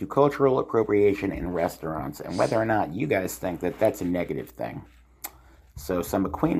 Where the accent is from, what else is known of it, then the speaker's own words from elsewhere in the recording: Long Island, New York, United States; my hometown on Long Island, New York.